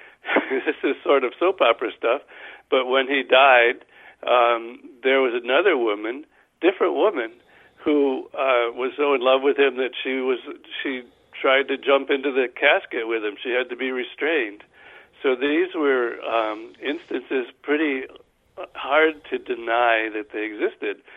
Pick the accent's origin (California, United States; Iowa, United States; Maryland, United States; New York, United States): New York, United States; Guilderland; I'm from Guilderland.